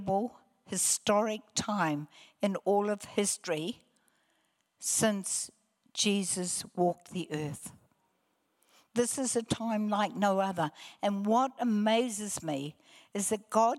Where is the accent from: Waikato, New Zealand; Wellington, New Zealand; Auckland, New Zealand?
Waikato, New Zealand; Hamilton; also born or lived in Palmerston North, New Zealand; I was born in Palmerston North. I was one of three children. I have no or little childhood memory under the age of 9. And at 9, we shifted to Hamilton